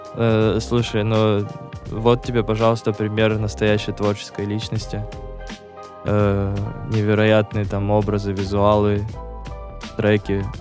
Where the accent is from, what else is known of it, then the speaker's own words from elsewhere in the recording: Sochi, Krasnodar Krai, Russia; я из Сочи